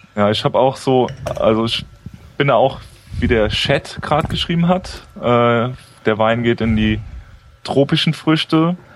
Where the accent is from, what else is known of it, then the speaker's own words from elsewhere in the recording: Rhineland-Palatinate, Germany; ich wollte schon an der Mosel bleiben erstmal. Ähm, meine Heimat